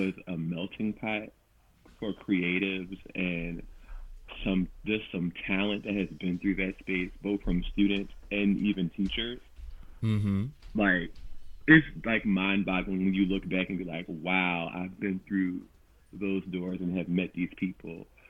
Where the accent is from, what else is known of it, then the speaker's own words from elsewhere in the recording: Philadelphia, Pennsylvania, United States; I grew up in South Philadelphia, so I went to Point Breeze Performing Arts Center.